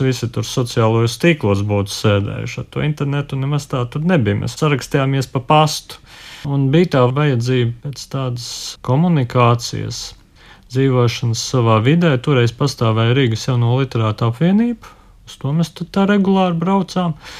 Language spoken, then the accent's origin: Latvian; Jēkabpils, Latvia; es pats arī no Jēkabils biju